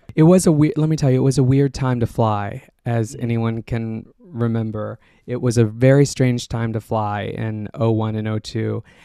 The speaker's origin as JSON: {"language": "English", "area": "outside of Austin", "region": "Texas", "country": "United States", "tie": "born or raised there", "moved": "yes", "said": "Got my start at a local radio station in my hometown outside of Austin, Texas"}